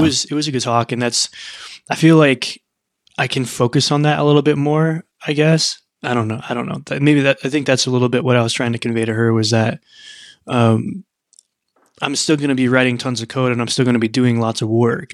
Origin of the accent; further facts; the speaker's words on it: Midwest, United States; I grew up in the Midwest